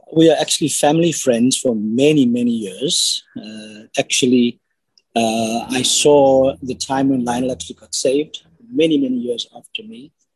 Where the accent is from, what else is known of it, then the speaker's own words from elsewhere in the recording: Cape Town, Western Cape, South Africa; now in Johannesburg, South Africa; I am originally from Cape Town, but I'm living in Johannesburg at the moment.